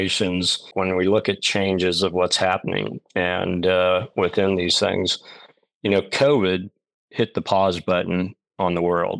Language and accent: English; Oklahoma, United States; moved away as an adult; also born or lived in North Carolina / Carmel-by-the-Sea, California; what I grew up here in Oklahoma